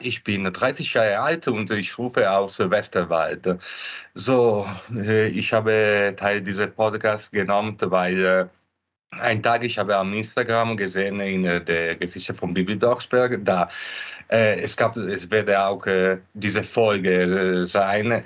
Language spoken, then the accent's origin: German; Italy; German is a second language; moved away; ich bin ursprünglich aus Italien.